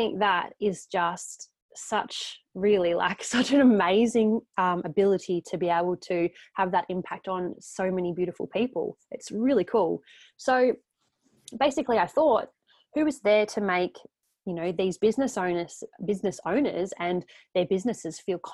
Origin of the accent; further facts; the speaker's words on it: Geelong, Victoria, Australia; We are both actually from Geelong.